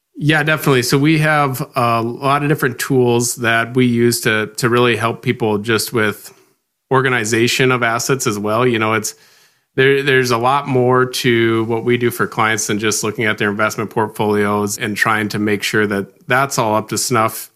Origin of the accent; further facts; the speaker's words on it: Rock Rapids, Iowa, United States; moved away as an adult; now in Sioux Falls, United States; I grew up right here in Rock Rapids, Iowa